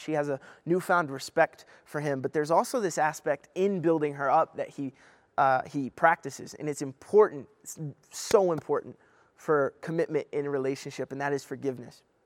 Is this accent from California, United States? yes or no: no; Kentucky, United States; I'm from Kentucky